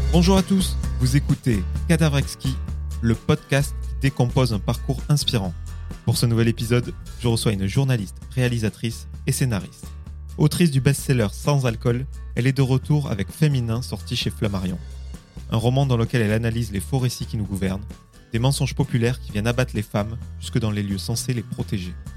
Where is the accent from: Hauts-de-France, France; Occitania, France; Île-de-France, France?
Occitania, France; je suis du Minervois euh, dans le sud